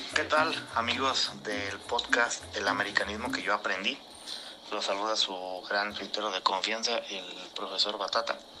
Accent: Irapuato, Guanajuato, Mexico; el equipo de mi pueblo, de la ciudad de Irapuato

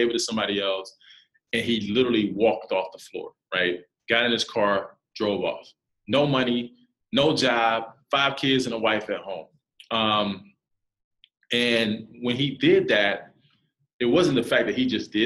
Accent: South Carolina, United States; moved away as an adult; for a kid to be 19, never been out, I'm from South Carolina, never been out of the state

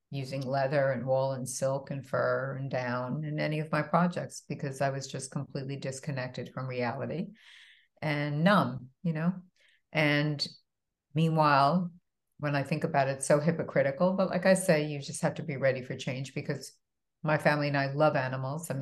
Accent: East Northport, New York, United States; moved away as an adult; also born or lived in Bronx, New York / Boston / New Jersey; now in Miami, United States; we moved out to a small town in Long Island called East Northport. And I was raised there

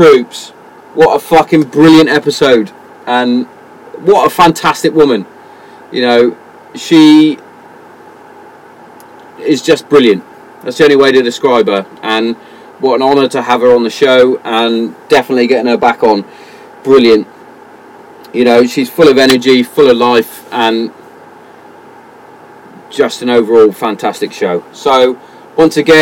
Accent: England, United Kingdom

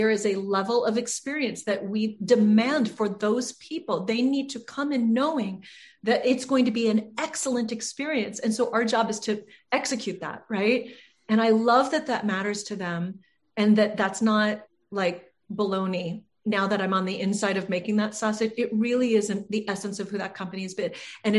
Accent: Ireland; I'm Irish.

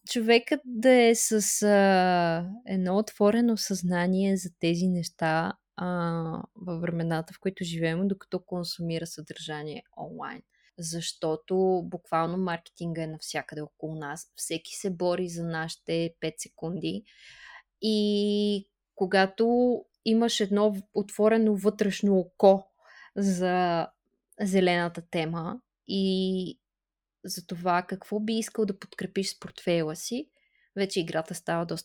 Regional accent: Bulgaria; ние като българи сме натурално мнителни.

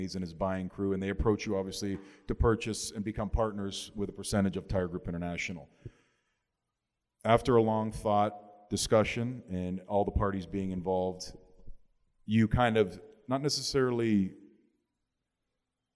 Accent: Canada; now in Miami, United States; Growing up in Canada, coming here, living here for 20 years, 22 years of my life

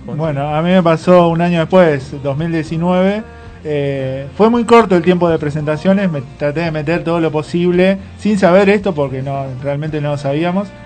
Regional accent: Villa Ballester, Buenos Aires Province, Argentina; yo soy de Villa Ballester

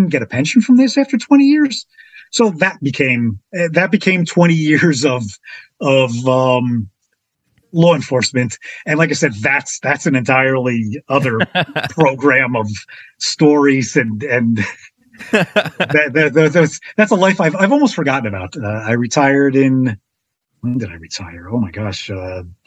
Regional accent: Passaic, New Jersey, United States; also born or lived in Florida; I was flown home from Florida to Passaic where I began my life.

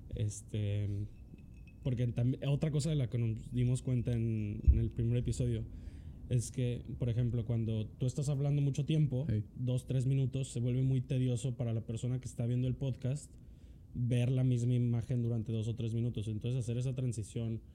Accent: Mexico; nosotros como mexicanos, vamos a llamarnos, o sea, pues sí, mexicanos

